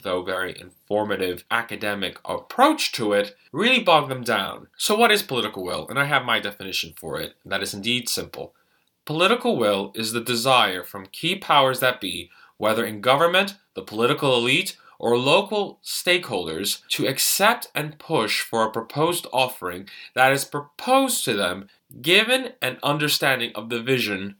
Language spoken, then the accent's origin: English; New York, United States; I'm a New Yorker.